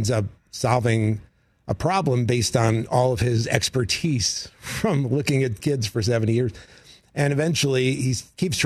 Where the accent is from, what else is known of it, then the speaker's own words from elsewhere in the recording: New York, United States; moved away as an adult; I grew up in New York